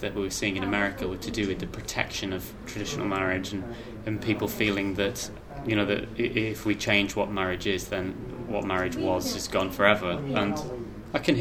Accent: Lytham St Anne's, North West England, United Kingdom; moved away; also born or lived in Blackpool / London / United States; I was born in Blackpool Victoria Hospital, but from a nice part of the area called Lytham St Anne's, or St Anne's on Sea

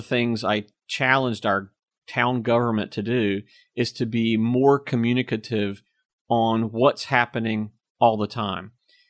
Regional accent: Apex, North Carolina, United States; accent: Southern; I learned a little bit about my accent, learned how Southern I really was, you know, growing up in Apex. At the time, everyone in Apex had your classic North Carolina Southern accent.

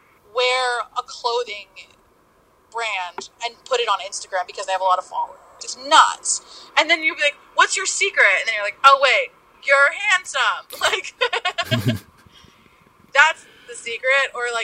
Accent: Kitchener, Ontario, Canada; Yes, Kitchener, Ontario.

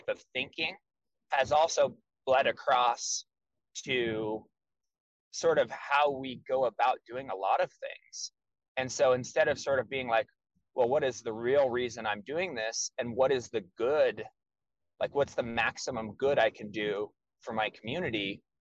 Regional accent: United States; being an American in the United States my whole life

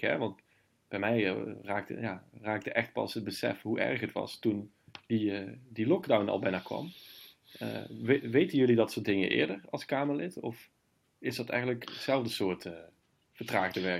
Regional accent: Limburg, Netherlands; ik ben zelf Limburger

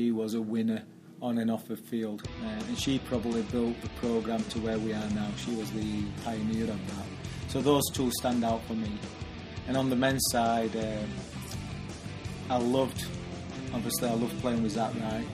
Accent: Barnsley, Yorkshire and the Humber, United Kingdom; moved away as an adult; now in New York, United States; I played for Barnsley as a youth player. They're my hometown team

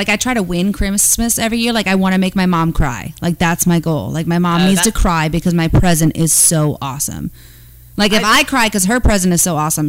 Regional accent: Starbuck, Minnesota, United States; A small town called Starbuck.

